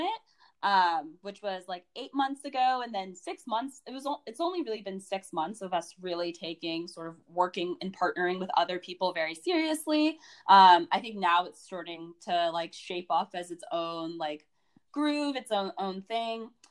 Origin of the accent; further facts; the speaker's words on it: Alexandria, Virginia, United States; I'm a DMVer. So I grew up in um, the Virginia area. I went to Hayfield Secondary School, um, which was in Alexandria, Virginia